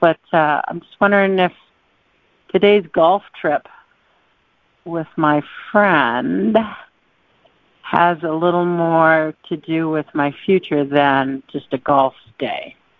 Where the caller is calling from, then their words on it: Tahoe, Nevada, United States; from Tahoe.